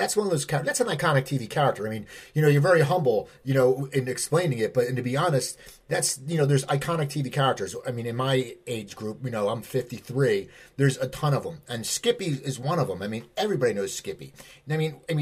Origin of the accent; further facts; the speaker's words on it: Philadelphia, Pennsylvania, United States; growing up in the Philadelphia area